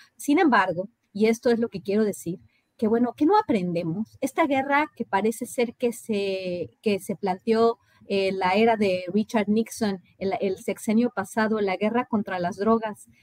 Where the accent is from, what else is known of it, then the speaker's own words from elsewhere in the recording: Mexico; moved away; nosotros como mexicanos